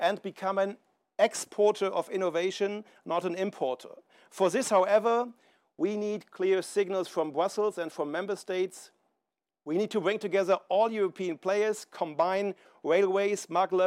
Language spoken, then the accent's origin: English; Lathen, Lower Saxony, Germany; When I was 9 years old, work starting on something big in my hometown in Lower Saxony